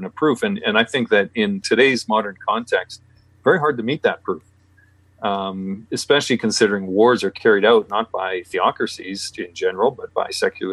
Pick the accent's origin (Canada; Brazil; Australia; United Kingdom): Canada; also born or lived in British Columbia; I'm Canadian